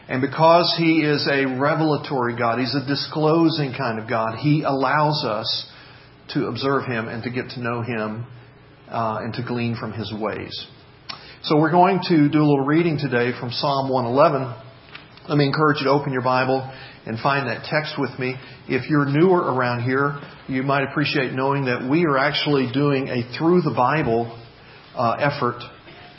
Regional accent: Memphis, Tennessee, United States; when I was growing up in the Memphis area

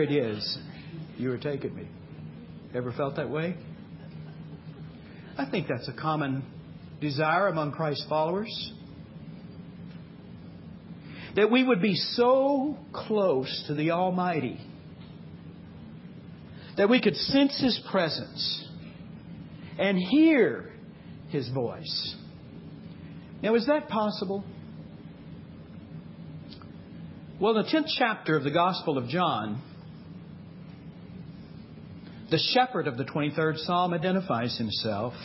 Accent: Texas, United States; moved away; We grew up in Texas, and we grew up Baptist. Now, we long ago escaped Texas.

